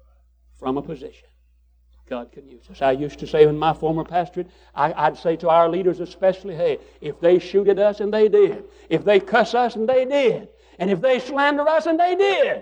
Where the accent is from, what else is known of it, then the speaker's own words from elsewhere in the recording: United States; I'm an American